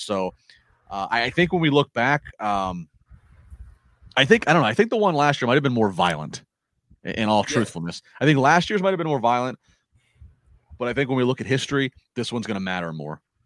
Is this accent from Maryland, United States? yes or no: yes; Calvert County, Maryland, United States; moved away as an adult; also born or lived in Chesapeake Beach, Maryland; now in Pittsburgh, United States; I I did grow up in Calvert County. I now live in Pittsburgh.